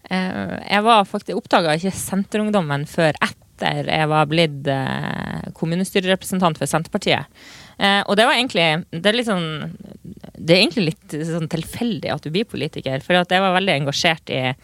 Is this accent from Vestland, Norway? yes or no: no; Lavangen, Troms, Norway; moved away as an adult; Lavangen. Eh, oppvokst der, men så har jeg bodd de siste årene i eh, storbyen Tromsø